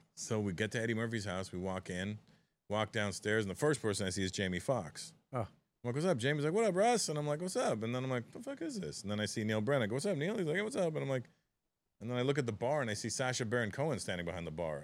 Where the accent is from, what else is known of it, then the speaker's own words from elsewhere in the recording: Toronto, Ontario, Canada; it's my hometown